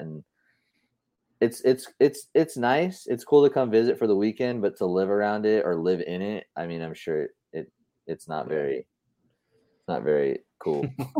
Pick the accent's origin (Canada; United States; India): United States; Southern California; I grew up in Southern California